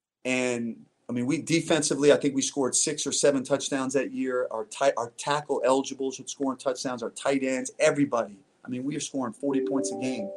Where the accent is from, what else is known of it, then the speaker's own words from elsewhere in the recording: New Jersey, United States; moved away; also born or lived in Arizona; I grew up in New Jersey